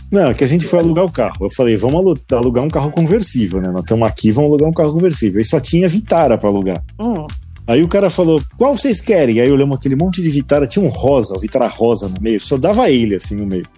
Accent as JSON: {"language": "Portuguese", "country": "Brazil", "said": "a gente é do Brasil"}